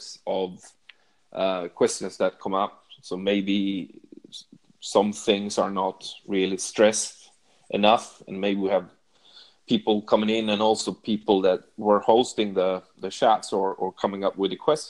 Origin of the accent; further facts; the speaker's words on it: Sweden; I'm from Sweden